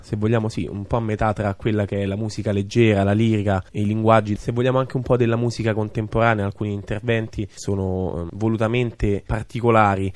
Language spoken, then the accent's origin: Italian; Italy